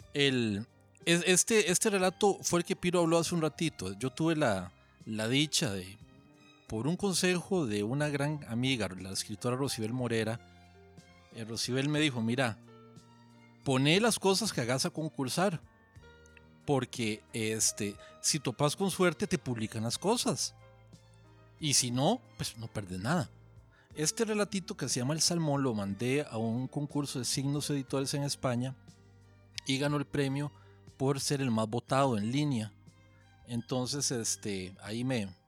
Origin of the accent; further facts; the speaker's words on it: Fraijanes, Alajuela, Costa Rica; also born or lived in San Rafael, Alajuela; soy de la montaña, yo soy de, de Freijanes. Nos fuimos a Freijanes cuando yo tenía como 8 años, vivía eh, viví ahí durante 30 y pico de años